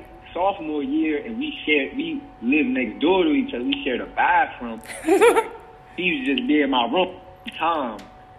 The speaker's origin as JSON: {"language": "English", "region": "New Jersey", "country": "United States", "said": "from Jersey."}